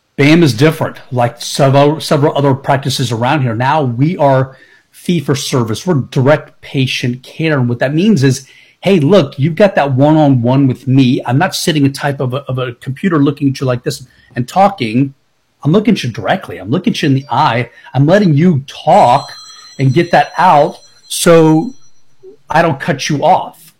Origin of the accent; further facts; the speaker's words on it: Tampa, Florida, United States; I've been born and raised in Tampa